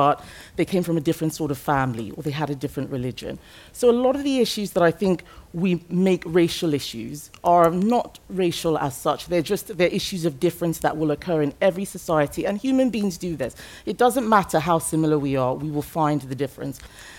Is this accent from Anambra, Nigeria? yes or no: no; Lagos, Nigeria; English is a second language; I grew up in Nigeria. My ethnic group is Yoruba. I speak English as a second language. And my ethnic group for where I lived, which was Lagos, was the predominant, that was the majority ethnic group.